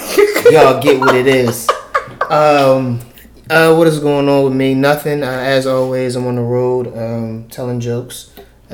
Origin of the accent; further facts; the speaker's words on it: Philadelphia, Pennsylvania, United States; I'm from North Philly